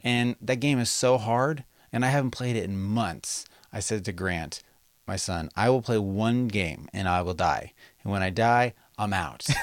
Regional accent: Las Vegas, Nevada, United States; now in Sacramento, United States; when I grew up in Las Vegas

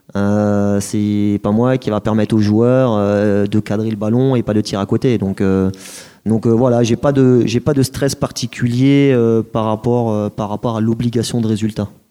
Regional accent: Colmar, Grand Est, France; moved away as an adult; also born or lived in Reims; je suis issu d'Alsace, donc Colmar. J'ai fait mes études là-bas, donc j'ai mon, bac scientifique à, Colmar

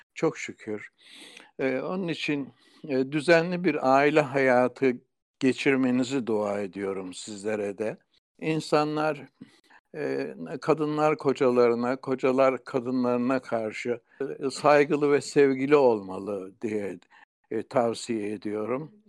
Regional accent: Kozlu, Zonguldak, Turkey; also born or lived in Bartın; Kozlu'da doğduktan sonra Kozlu'daki Atatürk İlkokulu'nda ilkokulu okudum.

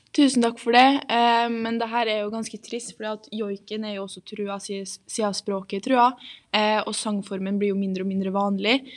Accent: Trondheim, Trøndelag, Norway; er da født og oppvokst her i Trondheim

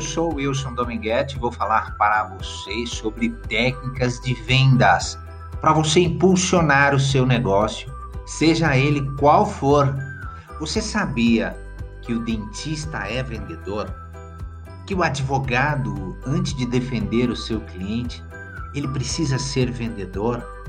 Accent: Varginha, Minas Gerais, Brazil; lá na minha cidade de Varginha

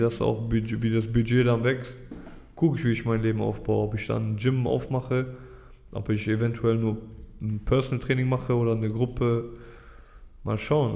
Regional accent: Düsseldorf, North Rhine-Westphalia, Germany; Also ich bin hier aufgewachsen, ich bin Düsseldorfer

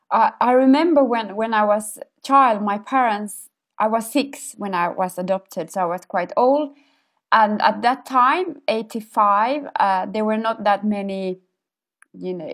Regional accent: Ethiopia; first language Amharic; English is a second language; I didn't want to be connected to my origin anymore. I think it was a kind of uh, survival cope. So I just to- told them that I can't speak Amharic anymore, which I could

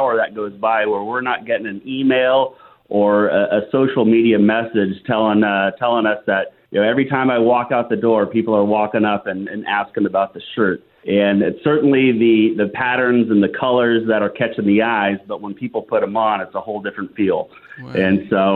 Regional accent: Yorba Linda, California, United States; Orange County, Yorba Linda, to be exact.

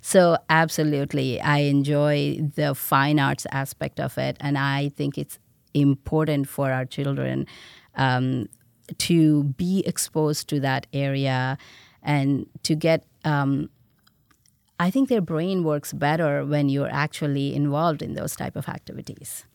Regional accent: India; born or raised there; moved away as an adult; now in United States

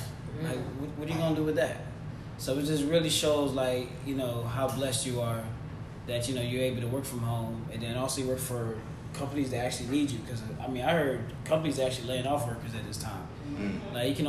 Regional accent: United States; Nigerian American.

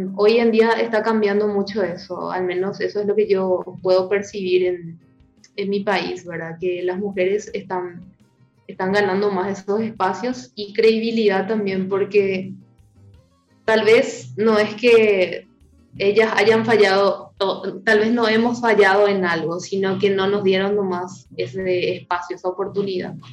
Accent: Paraguay; mi país

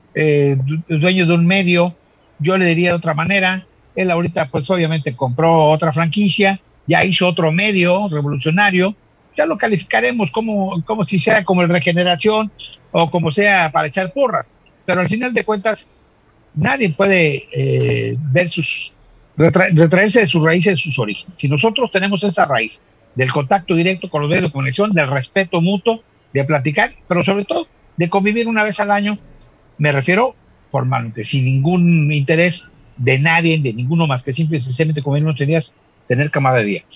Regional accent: Acapulco, Guerrero, Mexico; nosotros somos de Acapulco

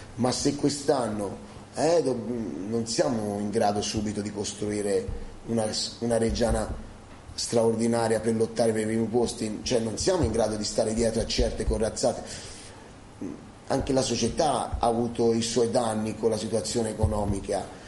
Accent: Fucecchio, Tuscany, Italy; moved away; Fucecchio è il mio paese

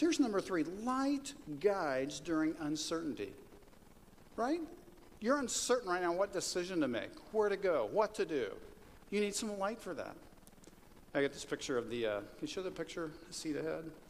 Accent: Kansas, United States; moved away; the farm that I grew up on in Kansas

